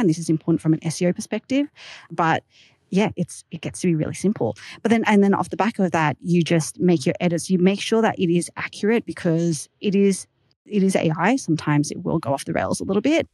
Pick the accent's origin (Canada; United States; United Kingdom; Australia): Australia; accent: Aussie; my Aussie accent